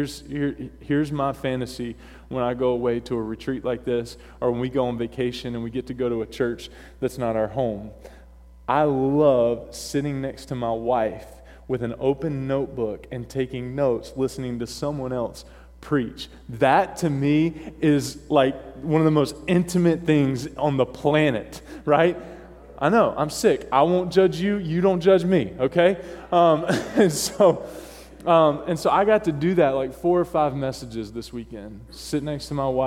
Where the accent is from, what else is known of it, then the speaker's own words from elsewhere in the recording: North Carolina, United States; accent: southern drawl; moved away; I was born and raised in North Carolina